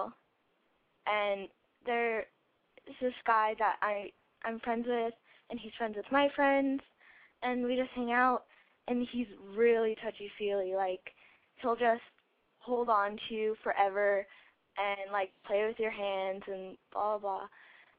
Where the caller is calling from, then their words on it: Colorado, United States; I'm calling from Colorado, and I am 14.